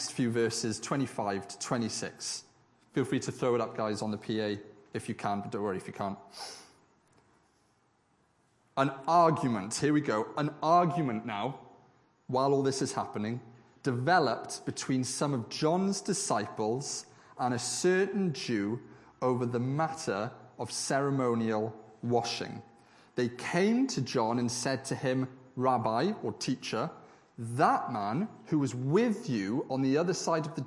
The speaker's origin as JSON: {"language": "English", "town": "Swansea", "region": "Wales", "country": "United Kingdom", "tie": "born or raised there", "moved": "yes", "said": "back in my hometown of Swansea"}